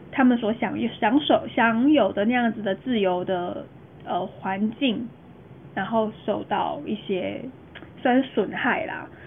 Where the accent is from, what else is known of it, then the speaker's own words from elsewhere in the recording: Taiwan; 我们是台湾人